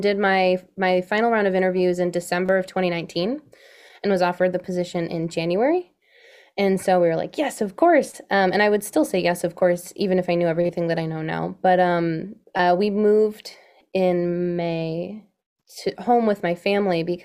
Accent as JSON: {"language": "English", "town": "Rochester", "region": "New York", "country": "United States", "tie": "born or raised there", "moved": "yes", "lives_now": "Rochester, United States", "said": "I grew up outside of Rochester, New York, and now we're living in Rochester, Michigan."}